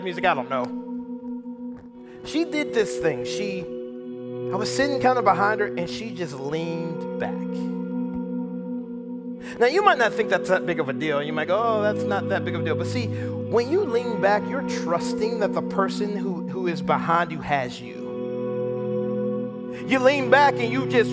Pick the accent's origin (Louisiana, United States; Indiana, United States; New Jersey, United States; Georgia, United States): Georgia, United States; Atlanta; We're both from Atlanta, the Atlanta area